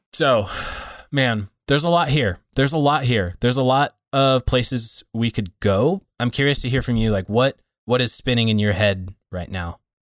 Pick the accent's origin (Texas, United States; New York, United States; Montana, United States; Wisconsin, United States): Montana, United States; Laurel; a Baptist church here in Laurel, Montana